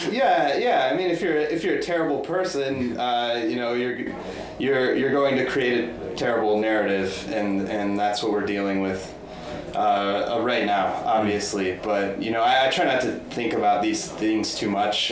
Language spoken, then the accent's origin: English; Boulder, Colorado, United States; I grew up in Boulder, Colorado